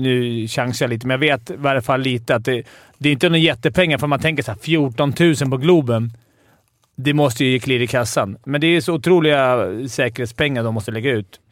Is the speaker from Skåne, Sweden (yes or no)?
no; Stockholm, Stockholm County, Sweden; jag är från Stockholm och hejar på Djurgården